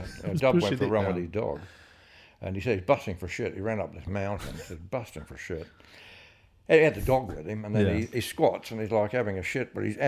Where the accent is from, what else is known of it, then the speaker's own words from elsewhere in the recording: Adelaide, South Australia, Australia; I was from Adelaide.